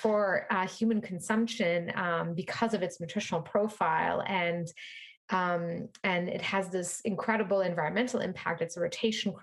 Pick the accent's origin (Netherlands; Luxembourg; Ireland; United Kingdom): Luxembourg; moved away as an adult; also born or lived in France; now in Brooklyn, United States; I grew up in Luxembourg, tiny little country in Europe